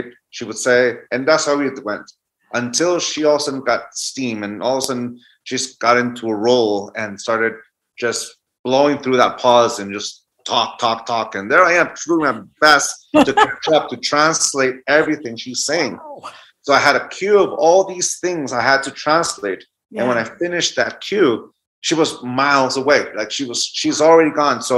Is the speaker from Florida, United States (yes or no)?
no; San Diego, California, United States; also born or lived in Tijuana, Mexico; I lived in San Diego and I crossed the border every day into Tijuana, Mexico to go to school in Tijuana